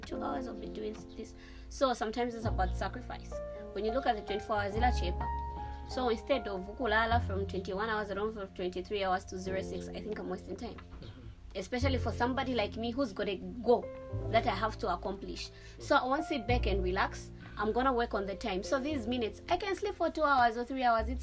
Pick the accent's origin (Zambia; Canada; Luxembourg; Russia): Zambia; I am a Zambian model and I'm a full-time actor